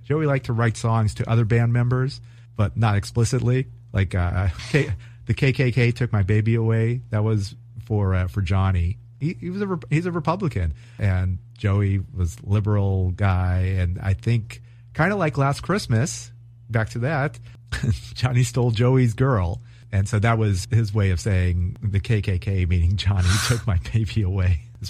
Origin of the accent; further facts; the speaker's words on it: California, United States; It's a struggle as a Californian.